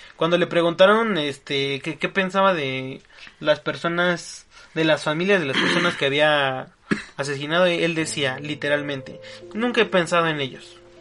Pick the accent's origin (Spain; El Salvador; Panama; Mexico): Mexico; como mexicanos